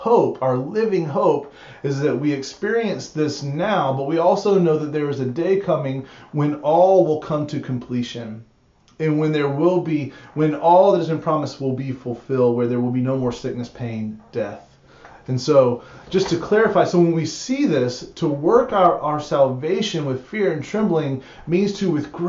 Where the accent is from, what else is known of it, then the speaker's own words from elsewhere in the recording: United States; we as American modern Christians